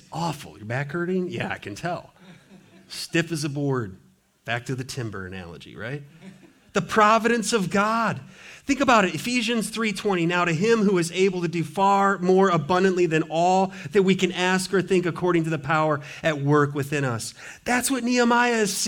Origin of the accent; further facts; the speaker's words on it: Montana, United States; now in Richmond, United States; Growing up in Montana, you know, Montana, timber everywhere